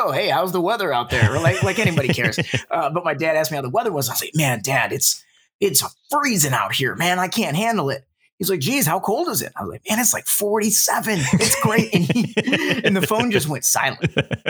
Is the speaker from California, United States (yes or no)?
no; Detroit, Michigan, United States; So, you know, as I had kind of mentioned, I grew up in Metro Detroit